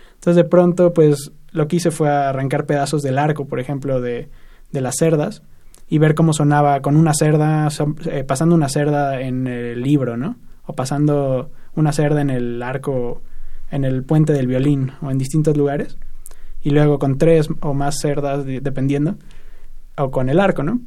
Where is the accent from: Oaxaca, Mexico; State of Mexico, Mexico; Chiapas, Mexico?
State of Mexico, Mexico; Yo soy del Estado de México